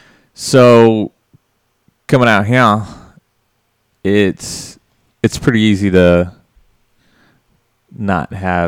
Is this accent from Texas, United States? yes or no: no; Mobile, Alabama, United States; From Mobile, Alabama.